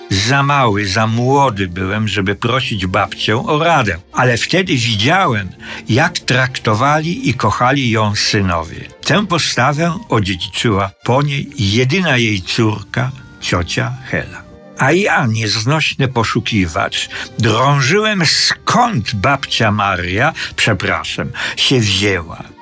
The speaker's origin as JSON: {"language": "Polish", "town": "Czechowice", "region": "Silesian Voivodeship", "country": "Poland", "tie": "born there", "said": "11 listopada 1933 roku urodziłem się w Czechowicach, wtedy jeszcze bez dzieci."}